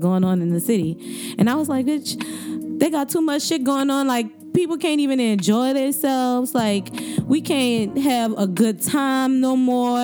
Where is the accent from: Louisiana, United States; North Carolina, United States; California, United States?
Louisiana, United States; New Orleans; I'm from the East, straight up, East Beast all day